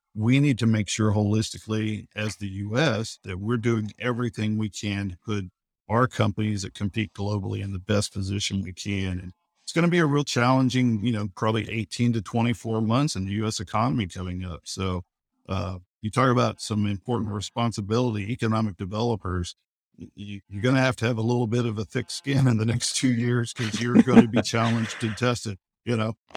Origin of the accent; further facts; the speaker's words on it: Oklahoma City, Oklahoma, United States; I'm from Oklahoma City